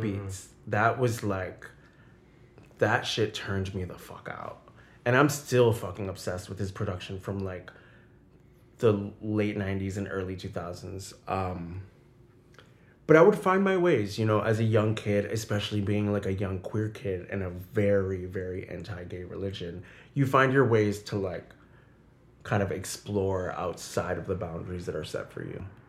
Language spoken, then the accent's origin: English; southern New Hampshire, United States; moved away as an adult; also born or lived in Boston, Massachusetts / Puerto Rico (family); now in New York City, United States; So I grew up right outside of Boston, pretty much raised in southern New Hampshire